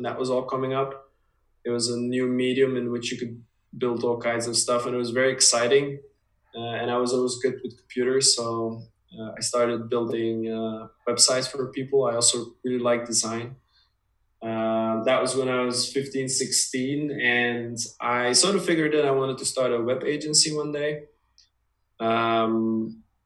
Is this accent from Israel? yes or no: no; Dutch-speaking part of Belgium, Flanders, Belgium; also born or lived in United States; My parents are originally from the Dutch speaking part, so that's where we lived most of our life